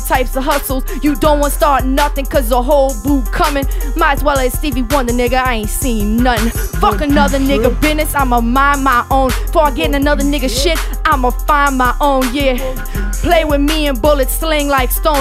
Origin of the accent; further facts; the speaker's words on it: Marrero, Louisiana, United States; We're from Marrero